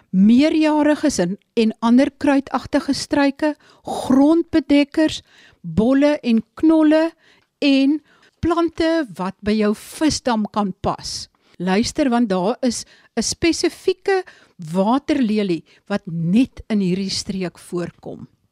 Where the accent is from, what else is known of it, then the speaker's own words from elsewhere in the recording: Sundays River Valley, Eastern Cape, South Africa; Dit is die gebied waar ek vandaan kom